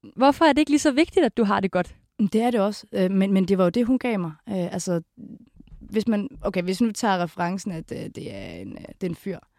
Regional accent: Kolding, Southern Denmark, Denmark; moved away; fra min hjemby Kolding

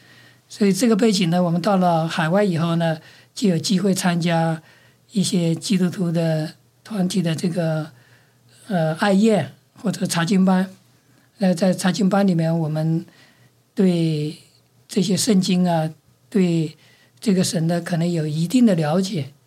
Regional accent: Hunan, China; moved away as an adult; also born or lived in Australia; now in New Zealand; 我是出生在中国的湖南省，我在中国完成了这个十年的大学教育，一直读到博士，然后再去了澳洲，去了纽西兰，找到一份工作，就在纽西兰的一个大学里面教书，教了二十五年

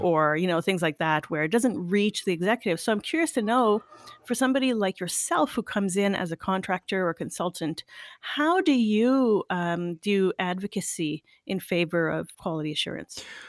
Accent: Canada; being French Canadian.

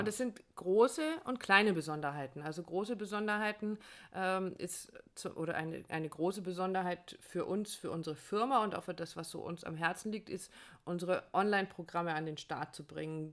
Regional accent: Northern Germany, Germany; moved away; in meine Heimat fahren, dass wir wieder äh, ans Wasser fahren, in den Norden fahren

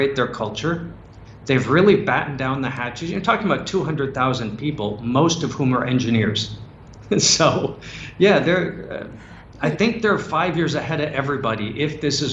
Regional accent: United States; I am an American citizen

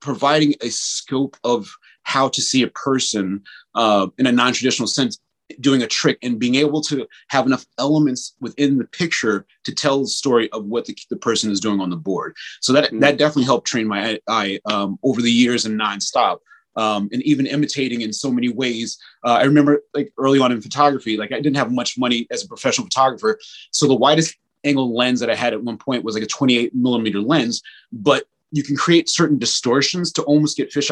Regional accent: New Jersey, United States; I'm from Jersey.

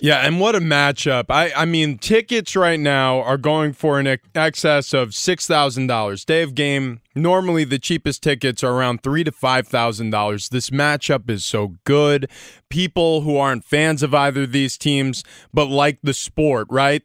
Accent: New York, United States; I grew up in New York

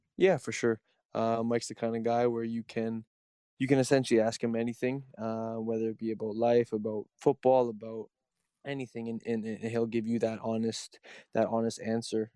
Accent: Toronto, Ontario, Canada; I'm a kid from Toronto

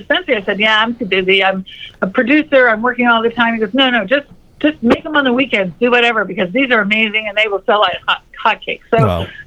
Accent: Florida Keys, United States; I grew up in the Florida Keys, and I was on the ocean a lot

